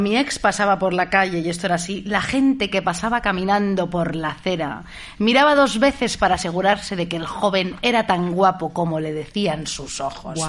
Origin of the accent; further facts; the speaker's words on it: Madrid, Community of Madrid, Spain; soy de Madrid yo